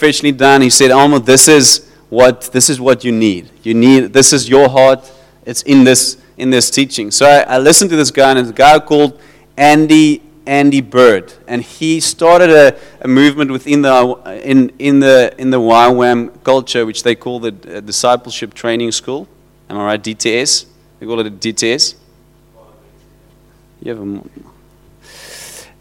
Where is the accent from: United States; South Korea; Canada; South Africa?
South Africa; George, Western Cape; I'm from George